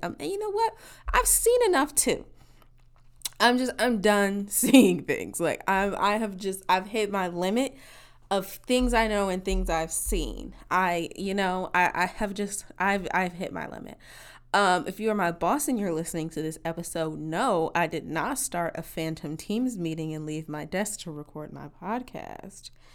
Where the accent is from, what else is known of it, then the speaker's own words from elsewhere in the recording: Midwest, United States; in my region you know, as a Midwesterners, we as a Midwesterner, we took the ACT and not the SAT.